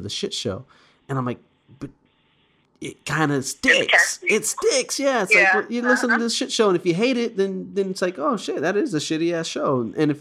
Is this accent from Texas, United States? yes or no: yes; Smithville, Texas, United States; I'm from Smithville